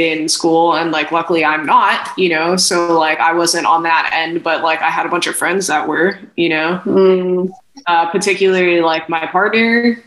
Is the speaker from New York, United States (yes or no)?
no; Hawaii, United States; I'm from Hawaii and my parents are from Hawaii